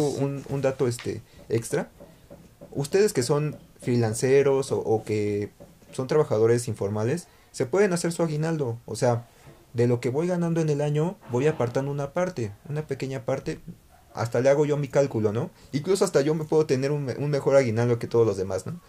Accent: Mexico; debemos de cambiar como mexicanos

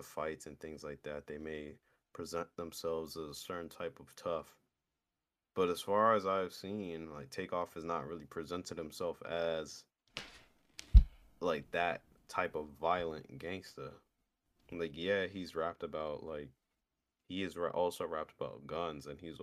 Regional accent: New York, United States; I'm a New Yorker

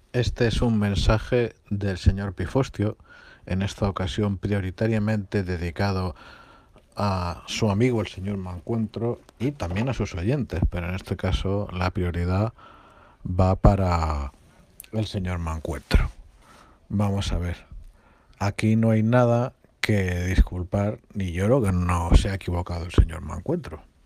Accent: Spain

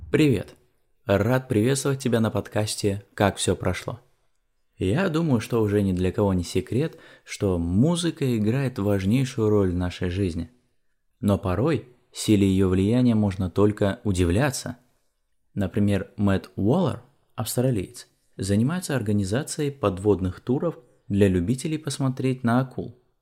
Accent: Borovichi, Novgorod Oblast, Russia; Численность моего родного города Боровичи составляет всего 50 тысяч человек

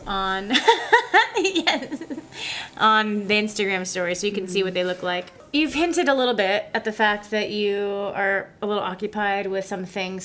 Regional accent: California, United States; now in Nashville, United States; I was from California

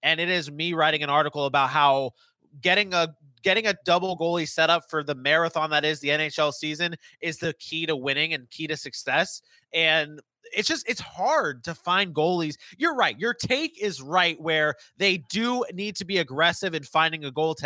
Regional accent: South Florida, United States; I was born down there, hometown team

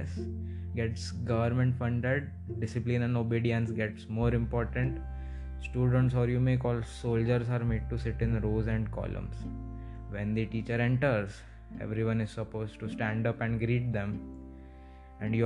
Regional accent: India; I come from India

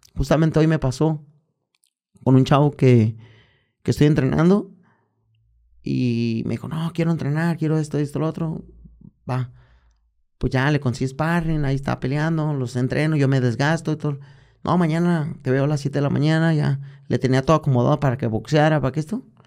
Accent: Guadalajara, Jalisco, Mexico; aquí en, en mi tierra. Guadalajara, en mi barrio, Santa Chile

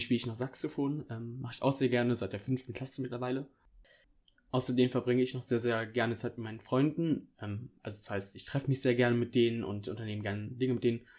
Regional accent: near Bonn, North Rhine-Westphalia, Germany; ich komme aus der Nähe von Bonn, das ist ein Rheinland.

